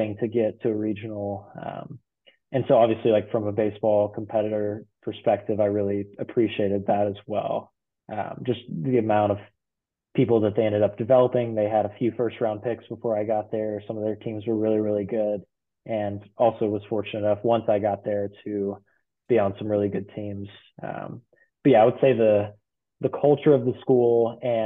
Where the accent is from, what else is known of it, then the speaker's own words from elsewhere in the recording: College Station, Texas, United States; growing up in College Station around A&M